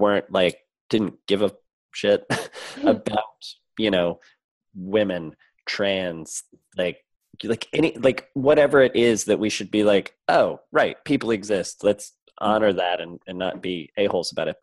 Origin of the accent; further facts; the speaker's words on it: the Midwest and the Southeast, United States; also born or lived in Southeastern United States; I grew up in the Midwest and in the Southeast